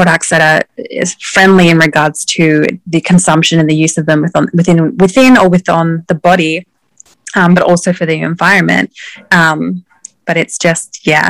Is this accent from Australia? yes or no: yes; Australia; now in Maine, United States; I am from Australia, but I actually live in the USA, up in far northern Maine